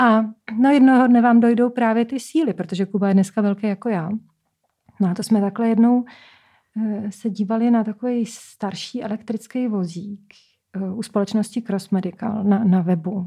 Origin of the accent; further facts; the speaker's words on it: Czechia; já jsem vlastně z Krušný hor